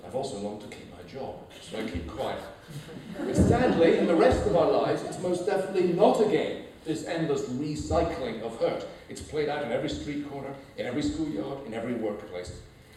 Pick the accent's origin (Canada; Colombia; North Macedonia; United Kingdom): United Kingdom; England; now in United States; I'm English.